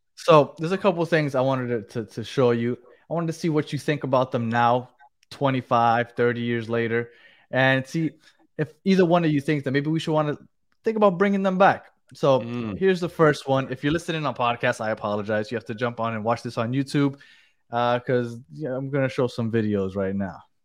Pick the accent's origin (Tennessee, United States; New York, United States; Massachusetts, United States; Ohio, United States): New York, United States; also born or lived in Colombia (ancestry); now in Miami, United States; I'm originally from New York